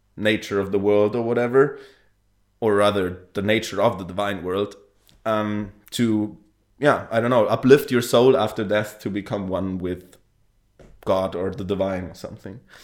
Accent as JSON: {"language": "English", "region": "Bavaria", "country": "Germany", "moved": "yes", "lives_now": "Berlin, Germany", "said": "I'm Bavarian, living in Berlin also."}